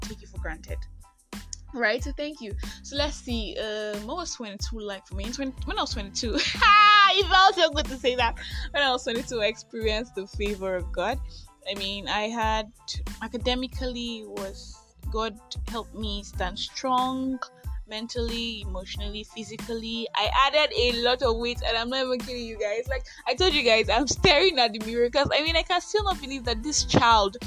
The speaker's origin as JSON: {"language": "English", "country": "Nigeria", "said": "I am that Nigerian Christian talkaholic"}